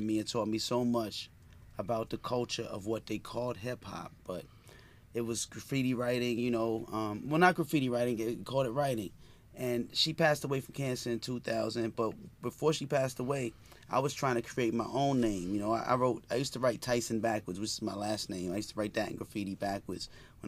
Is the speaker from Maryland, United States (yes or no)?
yes; Woodlawn, Maryland, United States; I grew up in Baltimore County in particular, Woodlawn, West Baltimore.